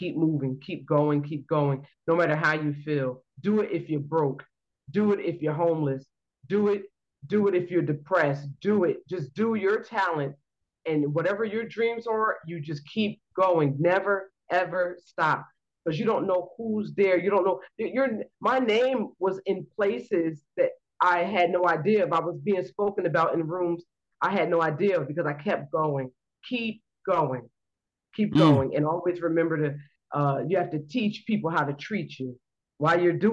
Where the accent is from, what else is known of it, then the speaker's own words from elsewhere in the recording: New Brunswick, New Jersey, United States; I'm from New Brunswick, New Jersey.